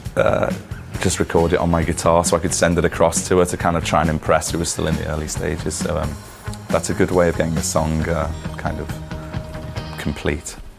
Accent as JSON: {"language": "English", "town": "Liverpool", "region": "North West England", "country": "United Kingdom", "tie": "born or raised there", "said": "growing up in Liverpool"}